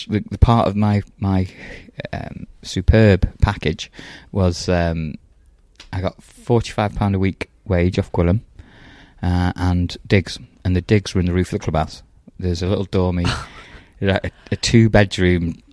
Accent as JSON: {"language": "English", "town": "Stafford", "region": "West Midlands", "country": "United Kingdom", "also_born_or_lived": "Lytham St Annes", "moved": "as an adult", "said": "I'm from Stafford"}